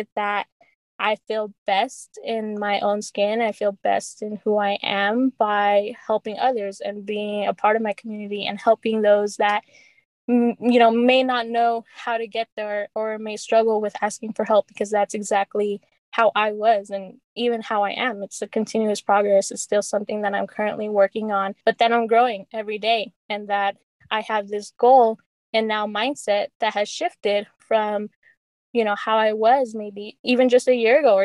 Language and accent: English; Salt Lake City, Utah, United States; I grew up in Rose Park. I attended Metal Arc Elementary in Northwest, and then graduated from West High in 2016.